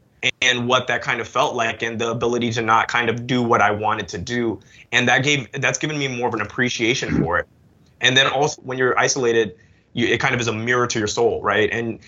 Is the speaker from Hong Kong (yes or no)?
yes; Hong Kong; also born or lived in United Kingdom; So I'm originally from the UK, but I moved to Hong Kong when I was 6, so I lost my accent.